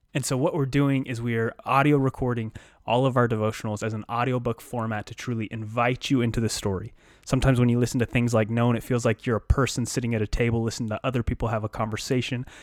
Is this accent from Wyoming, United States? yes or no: yes; Wyoming, United States; We're born and bred in Wyoming